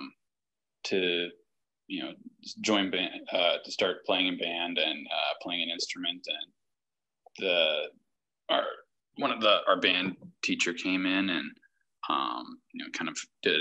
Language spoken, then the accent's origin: English; Winona, Minnesota, United States; moved away as an adult; now in Milwaukee, United States; I would come back and play in the Winona, my hometown's municipal band